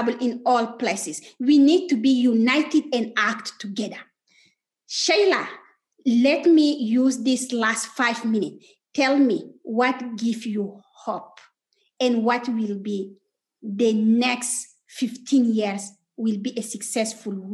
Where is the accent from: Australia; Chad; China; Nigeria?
Chad; I'm from Chad